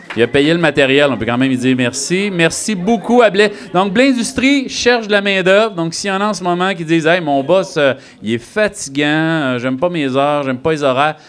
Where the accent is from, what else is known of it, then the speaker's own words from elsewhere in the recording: Sullivan, Quebec, Canada; moved away; je viens de Sullivan, euh, la culture, c'était la TV